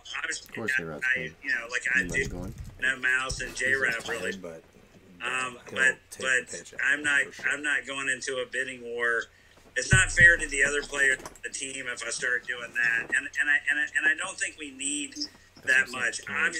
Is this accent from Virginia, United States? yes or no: no; North Carolina, United States; Carolina. I'm from North Carolina.